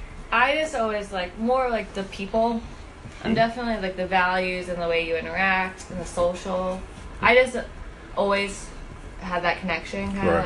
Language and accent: English; New York, United States; And that was like growing up in New York, like you got used to that.